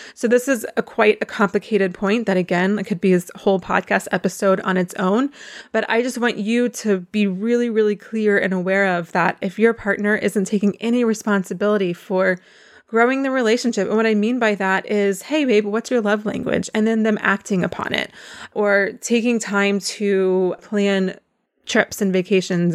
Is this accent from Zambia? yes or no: no; North Carolina, United States; I am from North Carolina